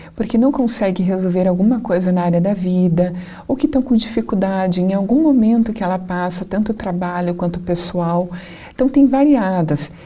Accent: Curitiba, Paraná, Brazil; a minha cidade natal é Curitiba

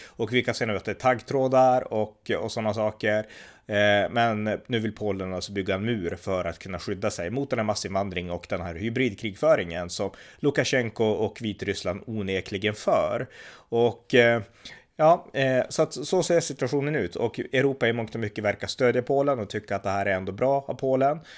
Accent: Sweden; jag var från Sverige

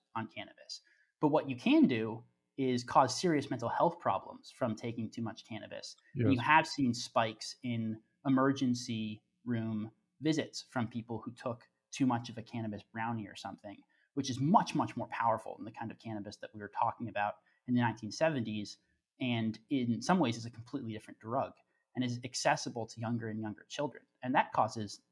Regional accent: Oregon, United States; my home state of Oregon

